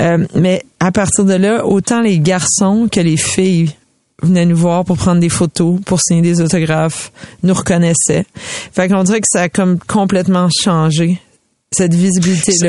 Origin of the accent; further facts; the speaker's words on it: Montreal, Quebec, Canada; J'ai grandi dans, au Comité des Jeunes Rosemont avec ces garçons-là